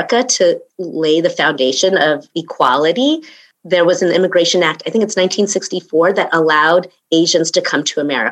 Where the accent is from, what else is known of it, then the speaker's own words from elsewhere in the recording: Long Island, New York, United States; moved away as an adult; also born or lived in Queens, New York / Boston; I was born in Queens, New York.